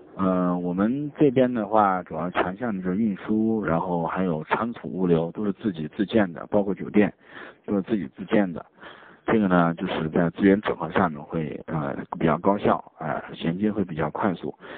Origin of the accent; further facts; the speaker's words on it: China; 我们中国人叫昆曼公路